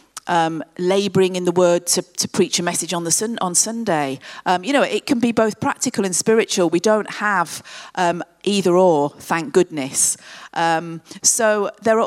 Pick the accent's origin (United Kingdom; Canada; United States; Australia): United Kingdom; Coventry, West Midlands; Coventry, which is my hometown